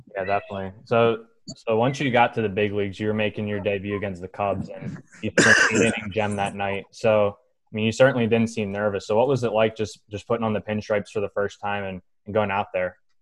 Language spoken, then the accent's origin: English; Philadelphia, Pennsylvania, United States; growing up in Philly, watching guys like you and Cole Hamels